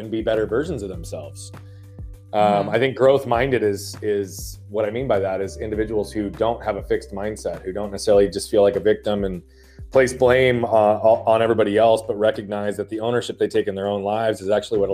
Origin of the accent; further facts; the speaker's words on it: Phoenix, Arizona, United States; also born or lived in Australia / England; I am from Phoenix, Arizona